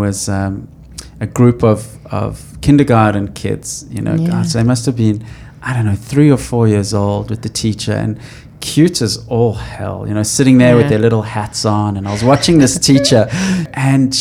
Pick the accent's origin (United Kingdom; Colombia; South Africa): South Africa; Johannesburg, Gauteng; I come from Johannesburg, a gold mining town